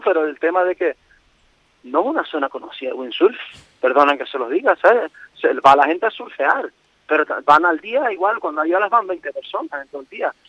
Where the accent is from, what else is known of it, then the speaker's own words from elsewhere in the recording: Fuerteventura, Canary Islands, Spain; como buen majorero